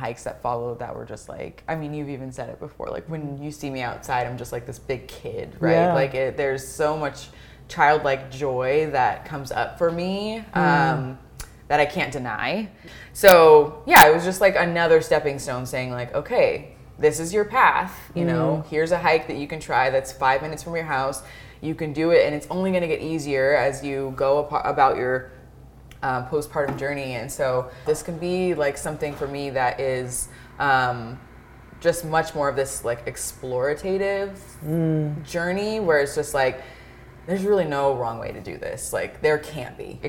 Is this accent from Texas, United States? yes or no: no; Tacoma, Washington, United States; moved away as an adult; now in Leavenworth, United States; growing up in Tacoma